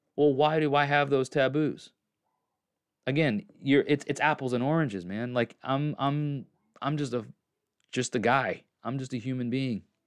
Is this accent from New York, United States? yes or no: yes; New York, United States; now in Tennessee, United States; I'm from New York and I live in Tennessee